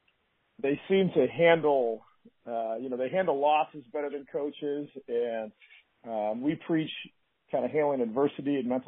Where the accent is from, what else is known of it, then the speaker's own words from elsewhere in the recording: Beaverton, Oregon, United States; So I grew up in Beaverton, born and raised.